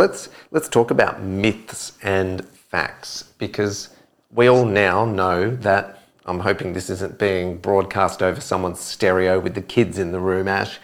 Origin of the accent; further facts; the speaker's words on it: Adelaide, South Australia, Australia; moved away; I'm from Adelaide originally